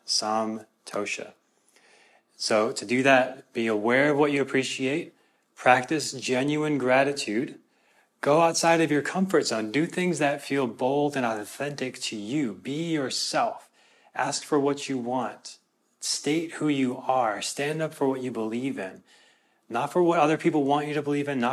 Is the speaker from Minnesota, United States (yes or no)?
yes; Minnesota, United States; I'm from Minnesota